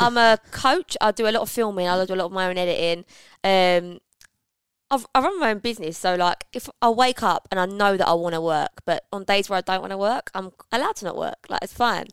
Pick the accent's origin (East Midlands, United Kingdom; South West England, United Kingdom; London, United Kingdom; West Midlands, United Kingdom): London, United Kingdom; moved away as an adult; now in Essex, United Kingdom; I grew up in London, as I know, bang, E three